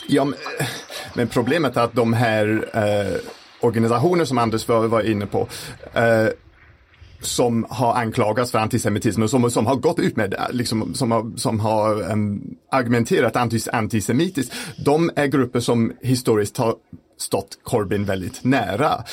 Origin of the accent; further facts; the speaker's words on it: United Kingdom; now in Sweden; hemma i Storbritannien